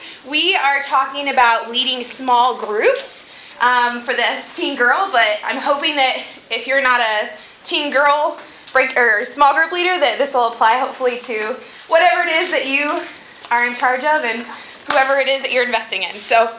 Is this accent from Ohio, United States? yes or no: yes; Wadsworth, Ohio, United States; I'm from Wadsworth, Ohio.